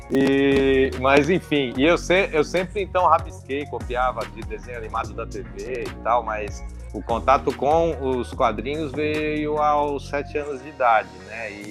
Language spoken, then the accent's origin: Portuguese; Mauá, São Paulo, Brazil; now in Santo André, Brazil; eu sou da região do ABC, né? Eu fui criado na cidade de Mauá e, de, e hoje eu moro na, em Santo André.